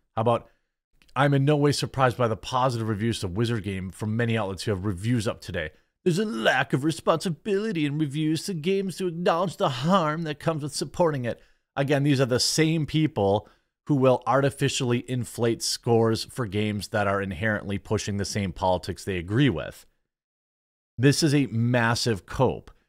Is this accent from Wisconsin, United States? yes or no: yes; Wisconsin, United States; I'm from Wisconsin, all right? Wisconsin.